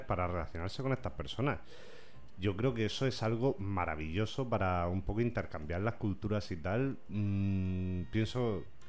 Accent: Hurchillo, Valencian Community, Spain; Urchillo, porque mi tierra hay que hacerle un homenaje

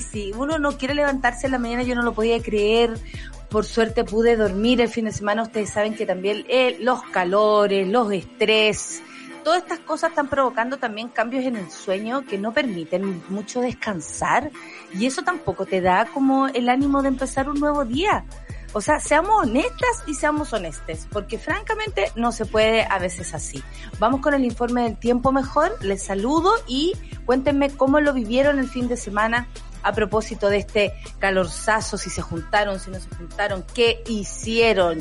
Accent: Chile

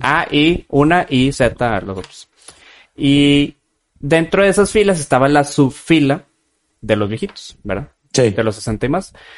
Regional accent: Guadalupe, Nuevo León, Mexico; Somos aquí de Guadalupene todos nosotros.

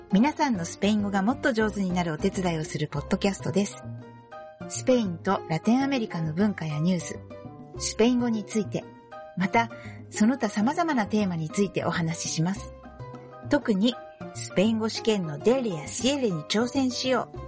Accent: Japan; Spanish is a second language; soy japonesa y también soy profesora de español.

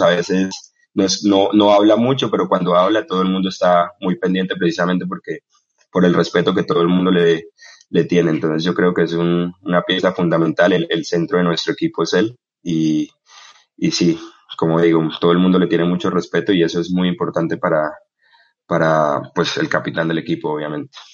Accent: Bucaramanga, Santander, Colombia; born or raised there; also born or lived in Barrancabermeja, Colombia

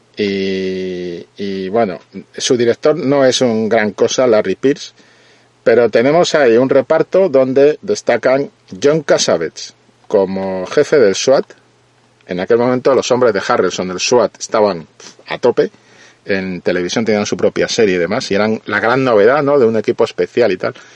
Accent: Spain; yo siendo español

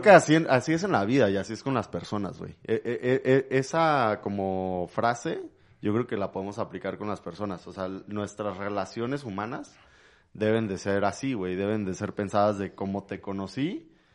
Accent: Mexico City, Mexico; also born or lived in London; nací en México, en la Ciudad de México

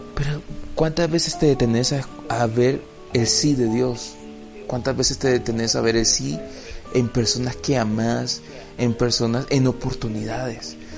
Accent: El Salvador; nuestro país, El Salvador

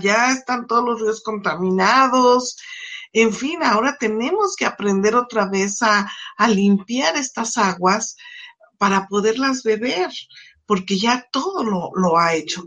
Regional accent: Mexico; como mexicanos

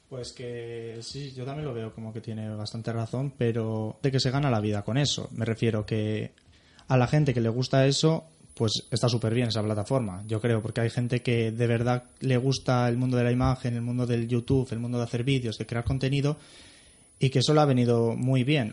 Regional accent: Bilbao, Basque Country, Spain; soy de Bilbao

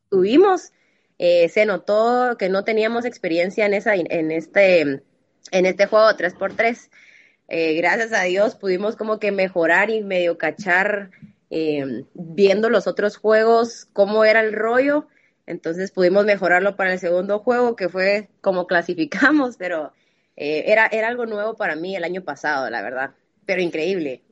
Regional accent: Guatemala; tengo 26 años, soy de Guatemala

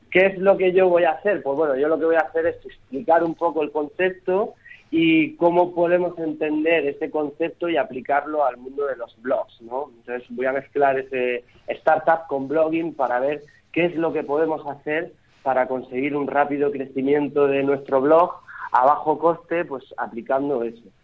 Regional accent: Archena, Region of Murcia, Spain; Es mi pueblo, es mi tierra

